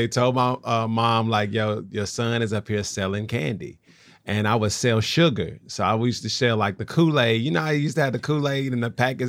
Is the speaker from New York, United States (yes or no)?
no; Nashville, Tennessee, United States; And so my backstory is that I grew up in Nashville.